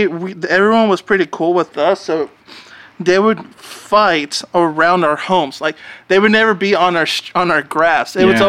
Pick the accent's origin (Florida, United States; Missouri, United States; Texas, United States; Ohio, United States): Texas, United States; Garland; I grew up in Garland.